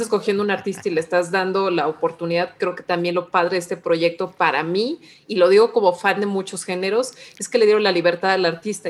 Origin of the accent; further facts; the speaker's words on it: Mexico; como mexicana